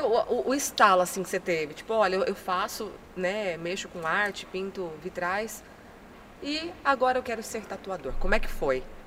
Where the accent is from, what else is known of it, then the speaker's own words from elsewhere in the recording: near Minas Gerais, interior of São Paulo, Brazil; no interiorzão, né? De São Paulo e perto de Minas, que foi onde eu nasci e cresci